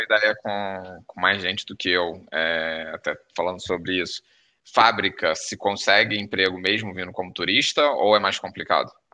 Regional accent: Brazil; now in Porto, Portugal; mesmo sendo brasileiro

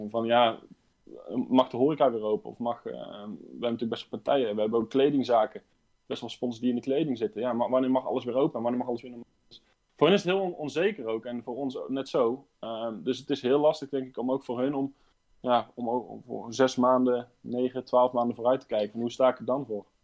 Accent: Raamsdonksveer, North Brabant, Netherlands; geboren en getogen in Raamsdijk

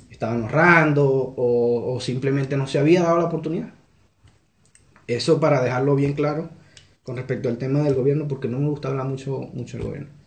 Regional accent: Carúpano, Sucre, Venezuela; moved away as an adult; also born or lived in Monagas, Venezuela; now in Chile; Yo, soy de Carúpano, pero en la actualidad vivía en, otro estado, en el estado Monagas

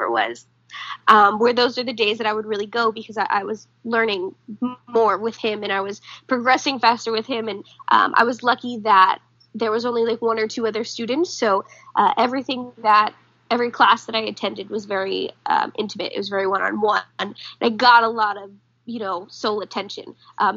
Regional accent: Jefferson, United States; once I moved to my hometown of Jefferson

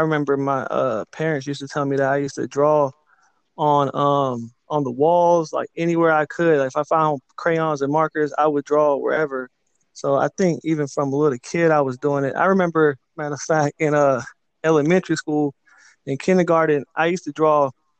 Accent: Winston-Salem, North Carolina, United States; also born or lived in South Korea / Charlotte, North Carolina; I guess I'm originally from South Korea, actually. I was born in Korea, but I moved to the United States when I was around like 4 years old. And I grew up in Winston-Salem, North Carolina. So like an hour from Charlotte, North Carolina.

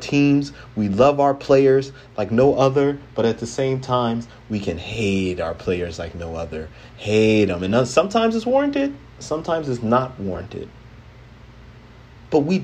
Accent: Philadelphia, Pennsylvania, United States; I was born and raised in the city of Philadelphia

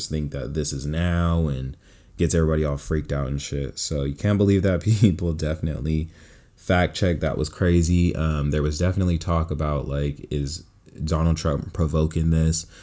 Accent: Bay Area, California, United States; moved away as an adult; also born or lived in Stockton, California; now in Los Angeles, United States; born and raised in California. I was born in Stockton, raised in the Bay Area, and now I'm out here in Los Angeles.

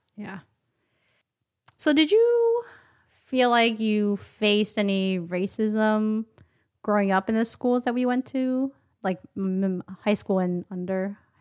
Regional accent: Philadelphia, Pennsylvania, United States; also born or lived in Upper Darby / Taiwan; our combined and separate experience growing up in Philadelphia, um, and, and Upper Darby, a suburb of Philadelphia

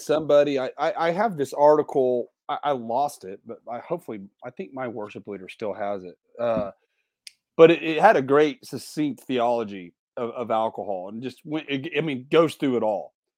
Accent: Indiana, United States; moved away; Indiana is my home, my home state

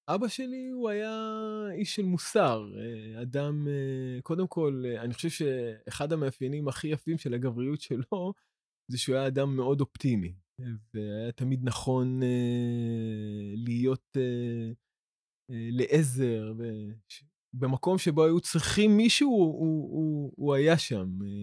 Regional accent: Ramla, Central District, Israel; גדלתי ברמלה

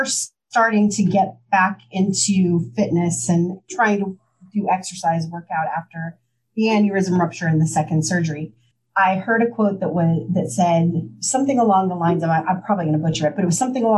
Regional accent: Midwest, United States; now in Washington, D.C. area, United States; I am from the Midwest. I'm from a very small town.

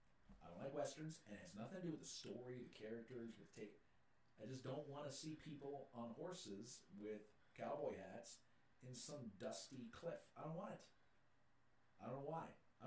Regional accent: New York, United States; I'm from New York.

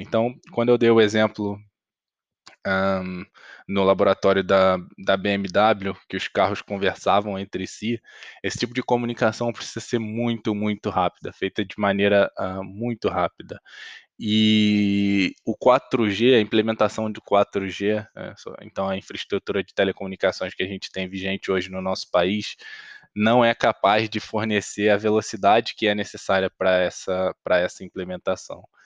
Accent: Brazil; a gente, enquanto brasileiro

